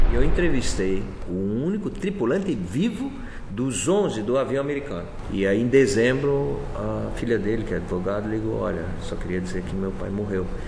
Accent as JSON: {"language": "Portuguese", "town": "Florianópolis", "region": "Santa Catarina", "country": "Brazil", "tie": "born or raised there", "also_born_or_lived": "Blumenau", "said": "Eu nasci aqui, né? sou manezinho e, e na realidade me queria depois me fui para Blumenau e voltei com 16 anos e fiquei aqui até sair para primeira volta ao mundo"}